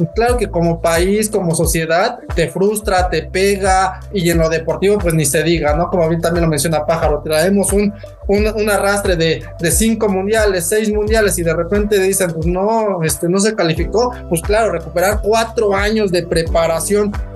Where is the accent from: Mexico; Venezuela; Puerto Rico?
Mexico; como buen, buen fiel mexicano, este pambolero